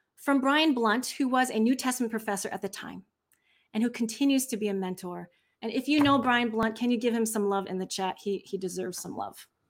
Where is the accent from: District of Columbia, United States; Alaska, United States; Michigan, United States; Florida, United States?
Michigan, United States; accent: Midwest; moved away; also born or lived in Southern California; I grew up for the first part of my life in Michigan. So if you hear me, when I'm really tired, I have this Father God, this, this accent, the Midwest accent.